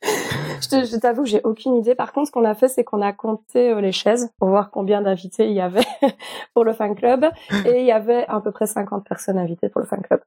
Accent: Belgium; ici en Belgique, parfois, on me parle en allemand. Et j'ai beau parler en français avec ma famille

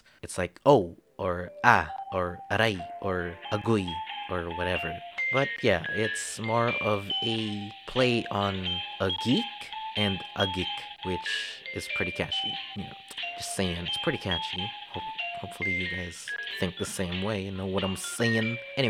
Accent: Philippines; I am fully Filipino. Filipino. But at the same time, I'm actually mixed. So I'm full Filipino resident

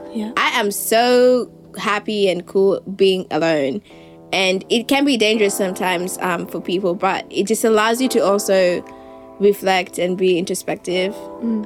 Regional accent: Nairobi, Kenya; now in Melbourne, Australia; I was born and raised in Nairobi.

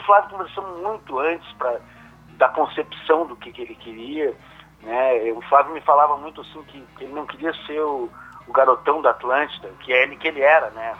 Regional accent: Soledade, Rio Grande do Sul, Brazil; now in Porto Alegre, Brazil; como eu sou de Soledade, eu vou, fico uns dias lá também com a minha mãe

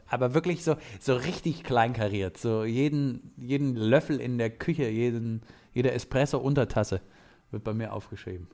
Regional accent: Bavaria, Germany; Gerade als Bayer

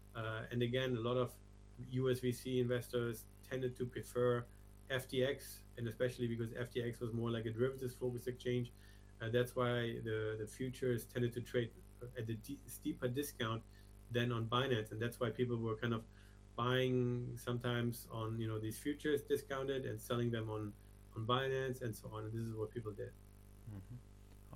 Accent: Germany; moved away as an adult; also born or lived in Asia / Hong Kong / London; I you know was usually born and born and raised in Germany. Left something like 25 years ago

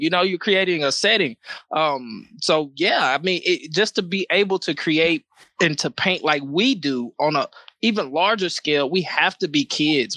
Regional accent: Nacogdoches, Texas, United States; now in Austin, United States; my hometown of Nacogdoches, Texas

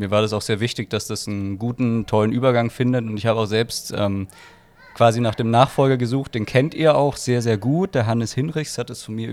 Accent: Graz, Styria, Austria; Also ich bin 25 Jahre alt, bin gebürtiger Österreicher, komme aus dem schönen Graz.

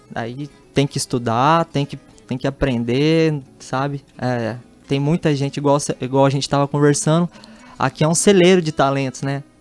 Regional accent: Itaquiraí, Mato Grosso do Sul, Brazil; born there; Nasci, nasci em Itacuru, aqui na, no interior do estado, aqui. Vim morar aqui em Campo Grande, no Estrela do Sul, ali na Zona

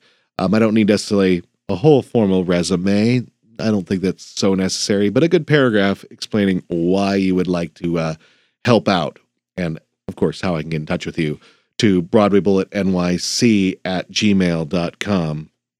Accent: Great Falls, Montana, United States; moved away as an adult; also born or lived in New York; when I moved back to Montana, my hometown in Great Falls, Montana

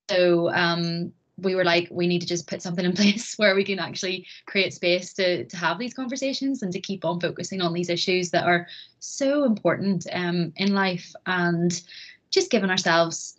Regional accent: Bangor, Northern Ireland, United Kingdom; also born or lived in Belfast; I have lived in Bangor pretty much my whole life

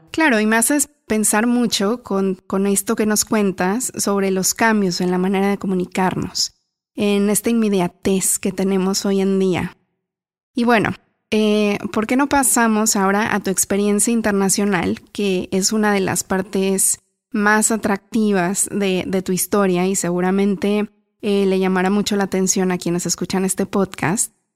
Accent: Mexico; moved away; La primera vez que yo me fui de México me acuerdo que también busqué un teléfono fijo para, para llamar a mis papás

